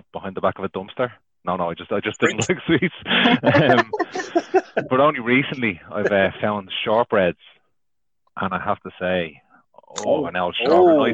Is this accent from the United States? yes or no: no; Dublin, Leinster, Ireland; I'm from Dublin.